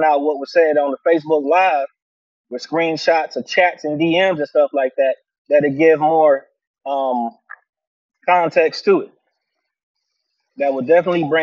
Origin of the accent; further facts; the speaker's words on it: Virginia, United States; Virginia, by most accounts, people don't consider this the South, but it is. We don't have deep accents like that to a degree